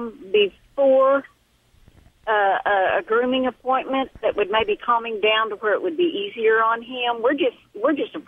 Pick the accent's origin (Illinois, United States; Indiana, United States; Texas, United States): Texas, United States; accent: southern; I'm from Texas